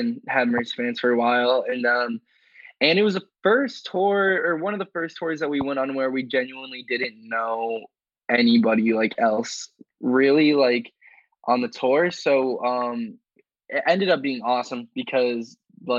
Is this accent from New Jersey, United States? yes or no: no; New York, United States